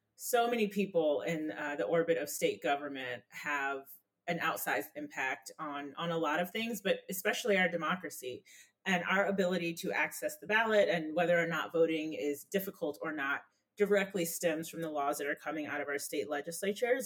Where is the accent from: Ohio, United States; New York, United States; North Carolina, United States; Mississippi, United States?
North Carolina, United States; I'm from North Carolina